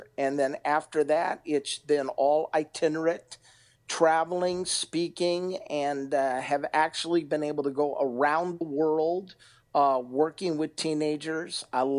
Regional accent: California, United States; now in Rockford, United States; Well, I was born and raised in California. Live now in Rockford, and married to my beautiful wife Bonnie.

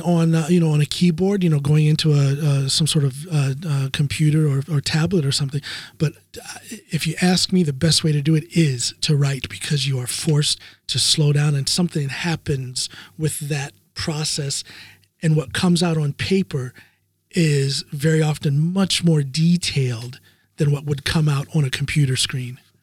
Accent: United States; now in Norway; As an American power lifter living in Norway

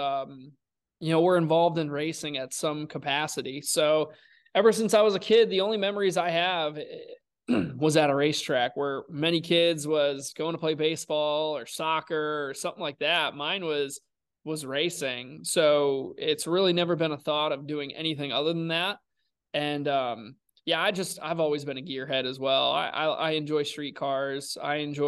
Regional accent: Connecticut, United States; growing up in Connecticut, racing you know weekly at NASCAR's root level

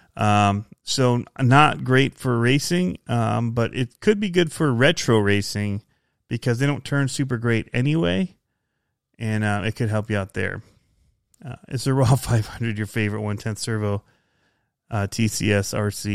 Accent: outside Ann Arbor, Michigan, United States; I grew up outside of Detroit and Michigan, um, outside of Ann Arbor

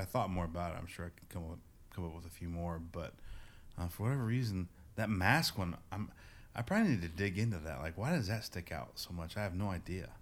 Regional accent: near Indianapolis, United States; moved away; I grew up in, uh, near Indianapolis, Indiana

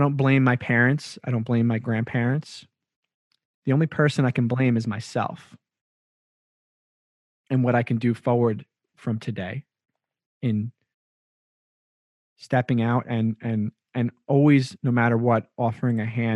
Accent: Long Island, New York, United States; as a young white man growing up in Long Island and learning so much about Long Island's culture here in New York

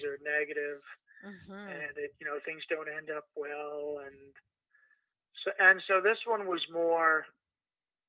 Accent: Mississauga, Ontario, Canada; moved away as an adult; also born or lived in Halifax, Nova Scotia; now in New York, United States; I moved to Toronto, Canada, where I grew up in the western suburbs of Mississauga

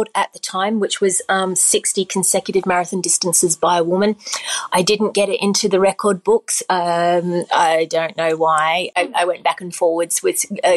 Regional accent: Australia; now in United Kingdom; I grew up in Australia, so I'm going home

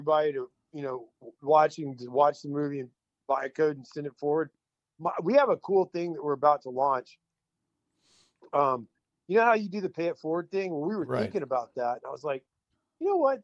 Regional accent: Texas, United States; I'm from Texas.

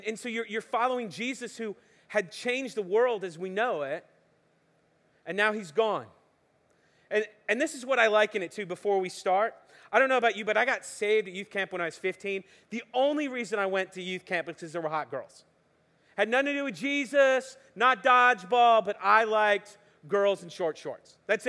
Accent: West Palm Beach, Florida, United States; I'm originally from West Palm Beach, Miami, South Florida. Anybody else from South Florida?

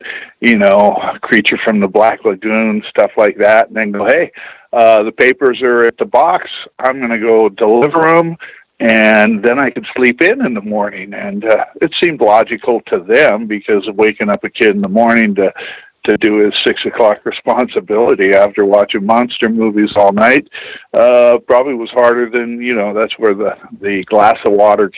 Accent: Tacoma, Washington, United States; I'm from Tacoma, Washington

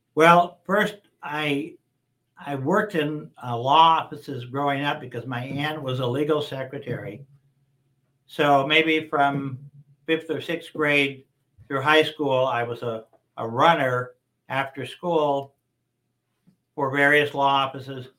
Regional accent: Las Vegas, Nevada, United States; I was born and raised here in Las Vegas.

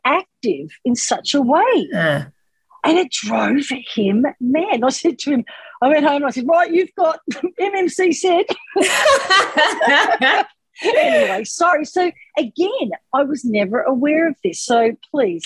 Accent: England, United Kingdom; I'm English

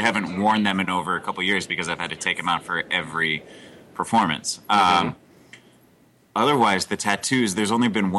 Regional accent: Colorado, United States; I'm born and raised in Colorado

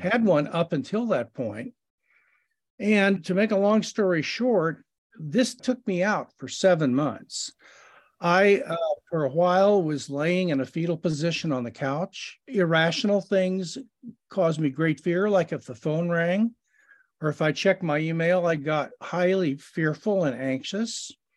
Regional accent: Kansas City, Missouri, United States; I was born in Kansas City, Missouri

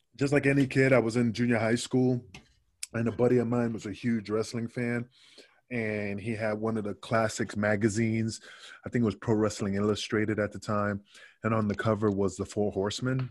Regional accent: New York City, New York, United States; also born or lived in Puerto Rico; I grew up in Queensbridge, Queensbridge in Queens, not Queensland

